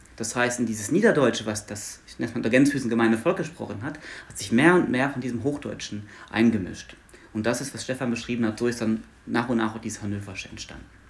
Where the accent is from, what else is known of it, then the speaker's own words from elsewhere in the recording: Luxembourg; first language Luxembourgish; German is a second language; moved away as an adult; now in Hanover, Germany; Ich bin aus Luxemburg gebürtig